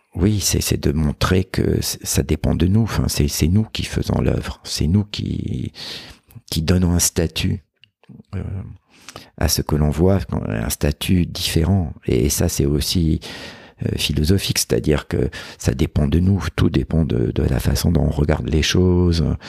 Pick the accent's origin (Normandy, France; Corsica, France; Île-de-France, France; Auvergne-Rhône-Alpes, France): Corsica, France; chez moi en Corse